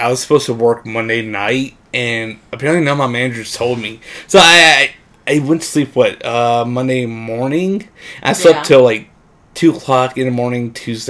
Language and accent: English; Ohio, United States; moved away; I come from Ohio.